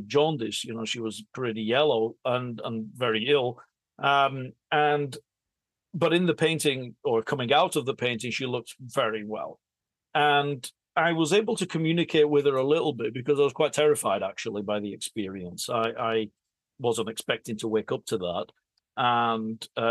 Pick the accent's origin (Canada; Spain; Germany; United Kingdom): United Kingdom; England; I was born and raised in England and my grandmother was in Italy